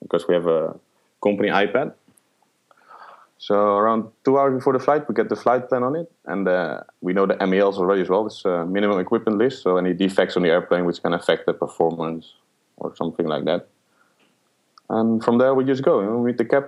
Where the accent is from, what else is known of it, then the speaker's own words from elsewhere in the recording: Netherlands; moved away as an adult; now in Middle East; I'm born and raised in the Netherlands